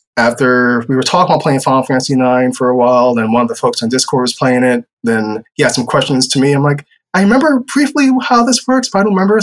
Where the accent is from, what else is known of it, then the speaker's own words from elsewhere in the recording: New York City, New York, United States; now in Lakeland, Florida, United States; I'm from New York City